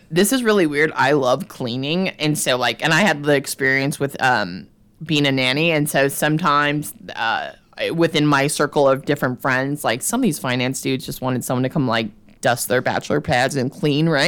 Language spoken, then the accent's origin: English; New Mexico, United States; moved away as an adult; also born or lived in Los Angeles; now in New York, United States; in my hometown in New Mexico